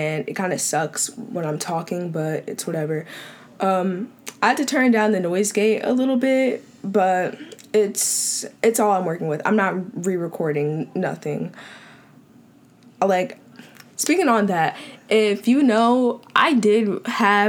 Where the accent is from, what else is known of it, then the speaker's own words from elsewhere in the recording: Long Island, New York, United States; I'm from Long Island, New York, born and still being raised here